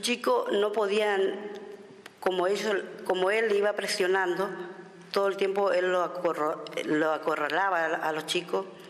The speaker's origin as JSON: {"language": "Spanish", "town": "Villa Ángela", "region": "Chaco", "country": "Argentina", "said": "soy de Villa Ángela Chaco"}